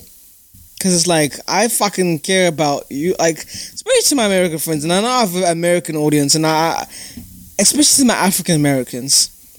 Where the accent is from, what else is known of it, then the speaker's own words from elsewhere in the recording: United Kingdom; So, you know, I'm a citizen of the United Kingdom. I'm British.